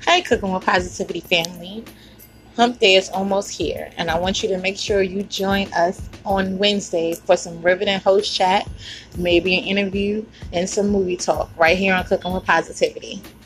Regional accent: New York, United States; moved away as an adult; now in Virginia, United States; growing up in New York.

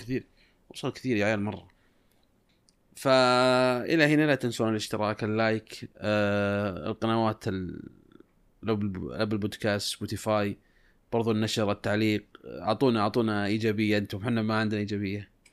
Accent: Saudi Arabia; عندنا في السعوديه

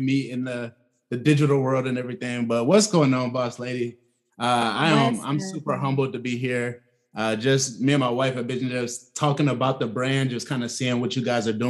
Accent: Atlanta, Georgia, United States; I'm from Atlanta, well, the south side of Atlanta

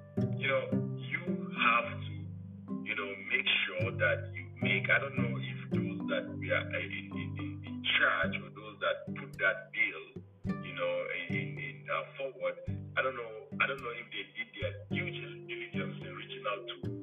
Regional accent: Jos, Plateau, Nigeria; also born or lived in Chicago, United States; now in Columbus, United States; I'm from Plateau State, born and raised in Jos.

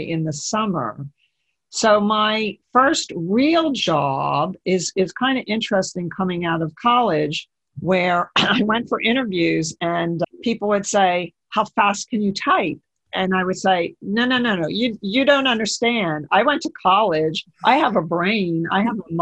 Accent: Trenton, New Jersey, United States; moved away as an adult; I actually grew up in this area in Trenton, New Jersey

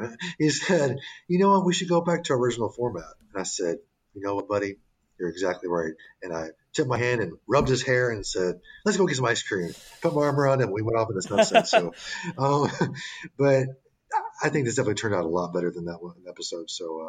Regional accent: the South, United States; I am a product of the South. My accent's not totally there, but everything, all my little sayings just come right out.

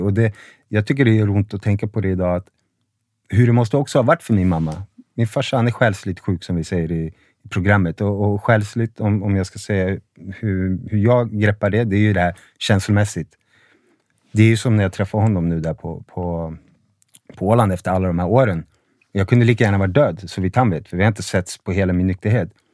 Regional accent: Sundbyberg, Stockholm County, Sweden; also born or lived in Huddinge; Född i Huddinge, men jag har bott i Rissne hela mitt liv

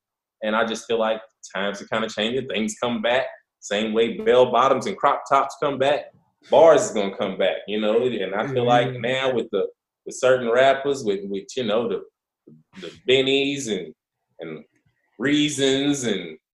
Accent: Lexington, Kentucky, United States; I'm from, I didn't come here. You know, a lot of people come to Lexington because they went to UK and kind of migrate here. I'm from Lexington.

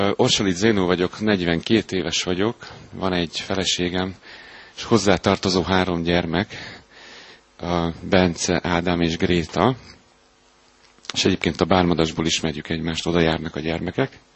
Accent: Hungary; Az uglóban nőttem fel egy lakótelepen

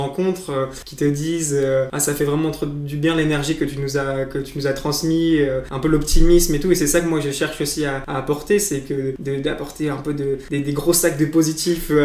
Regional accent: Blois, Centre-Val de Loire, France; c'est de là dont je suis originaire

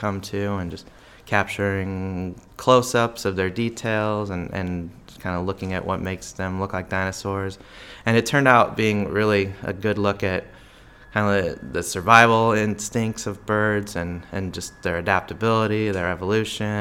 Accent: Omaha, Nebraska, United States; moved away as an adult; now in Topeka, United States; I'm from Omaha, Nebraska

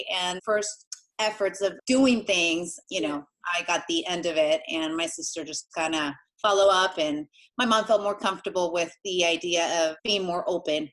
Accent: Inland Empire, San Bernardino County, California, United States; also born or lived in Argentina; I coach gymnastics and adult fitness here in the Inland Empire in San Bernardino County.

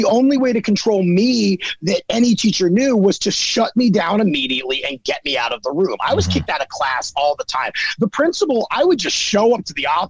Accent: Baltimore, Maryland, United States; born or raised there

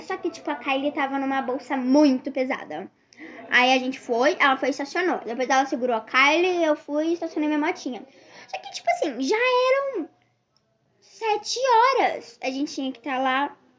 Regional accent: Penedo, Alagoas, Brazil; now in Rio de Janeiro, Brazil; eu moro atualmente hoje no Rio de Janeiro, mas eu nasci em Penedo.

